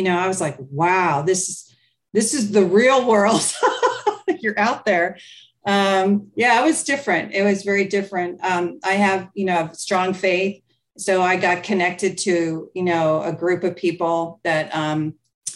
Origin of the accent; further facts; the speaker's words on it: South Florida, United States; I grew up in South Florida